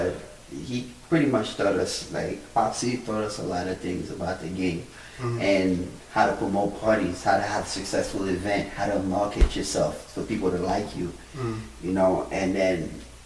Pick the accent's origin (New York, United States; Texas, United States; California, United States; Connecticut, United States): New York, United States; New York City; now in Long Island, United States; I'm always gonna say I'm from Brooklyn. I like being in Brooklyn, but I don't miss living out here